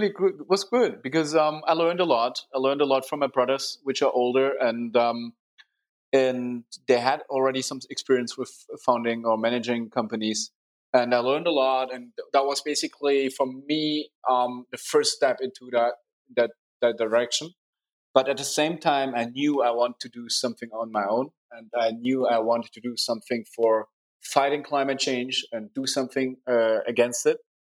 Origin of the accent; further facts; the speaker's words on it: Munich, Bavaria, Germany; it's nice to grow up here. Very nice city, a very good, nice people, a very interesting startup hub